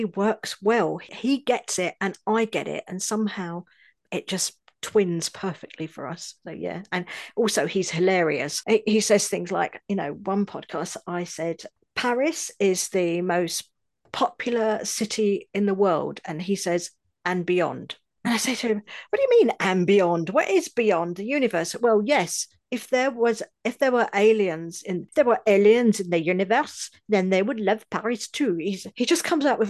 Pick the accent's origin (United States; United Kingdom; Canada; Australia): United Kingdom; London; accent: Cockney; moved away as an adult; now in France; being a Cockney, as I am, born within the sound of Bow Bells